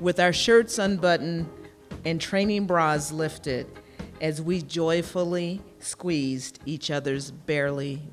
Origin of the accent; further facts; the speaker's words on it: Kansas City, Missouri, United States; I grew up in Kansas City, Missouri in the 1960s and 1970s